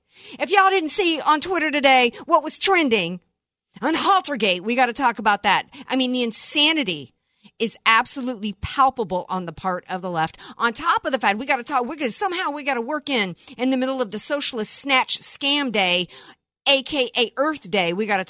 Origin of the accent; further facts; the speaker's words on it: the South, United States; I grew up in the South